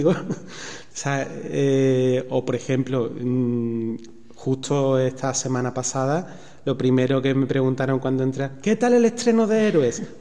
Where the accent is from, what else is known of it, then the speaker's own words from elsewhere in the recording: Seville, Andalusia, Spain; now in Extremadura, Spain; estoy en Extremadura, que, que soy sevillano.